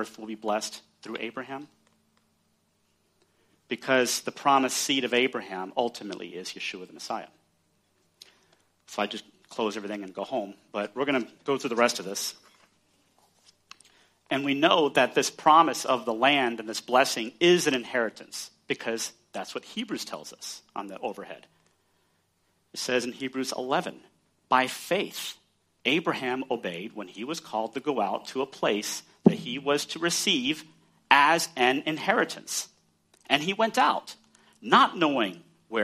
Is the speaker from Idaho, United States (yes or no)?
no; Texas, United States; I'm from Texas